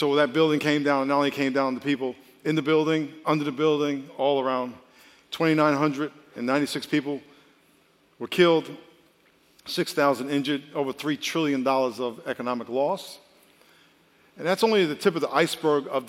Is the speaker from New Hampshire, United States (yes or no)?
no; New York, United States; I grew up in New York